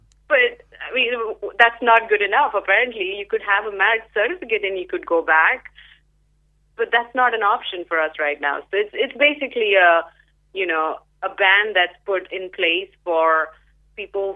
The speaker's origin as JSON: {"language": "English", "country": "India", "tie": "born or raised there", "also_born_or_lived": "Perth, Western Australia, Australia", "moved": "yes", "lives_now": "Seattle, United States", "said": "I actually am of Indian origin, grew up in India"}